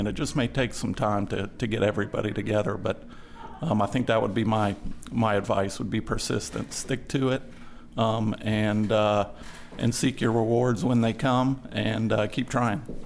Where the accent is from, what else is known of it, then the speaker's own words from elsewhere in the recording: Georgia, United States; my home state of Georgia.